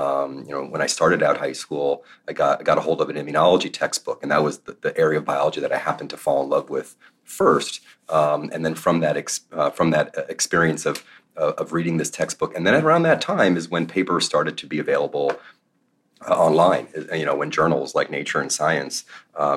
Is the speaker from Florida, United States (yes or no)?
yes; North Miami Beach, Florida, United States; moved away; my story begins in South Florida, in the suburbs of Miami, in North Miami Beach